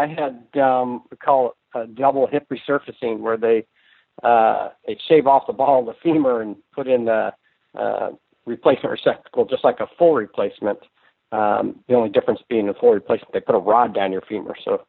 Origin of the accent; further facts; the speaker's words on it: Anacortes, Washington, United States; Hey, Rudy … I'm from Anacortes, Washington.